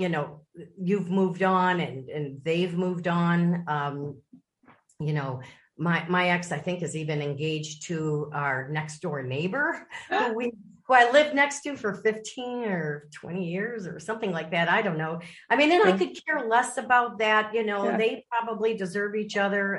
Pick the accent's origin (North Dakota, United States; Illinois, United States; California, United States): Illinois, United States; Lake Forest; moved away as an adult; I grew up in Lake Forest, Illinois